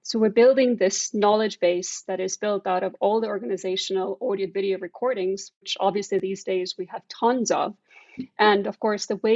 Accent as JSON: {"language": "English", "country": "Estonia", "moved": "yes", "said": "I'm originally from Estonia"}